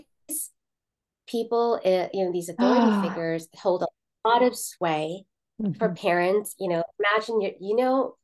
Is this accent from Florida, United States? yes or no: yes; South Florida, United States; first language Malayalam; also born or lived in New York / Kerala (ancestry); Well, then I moved to South Florida